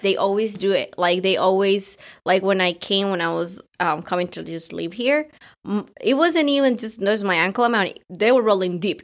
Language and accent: English; Colombia; moved away; it was the first time that I was going back to my country after, like, eighteen years